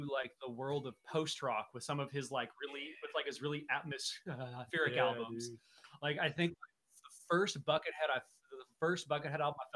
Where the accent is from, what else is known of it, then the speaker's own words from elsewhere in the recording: Texas, United States; I grew up in Texas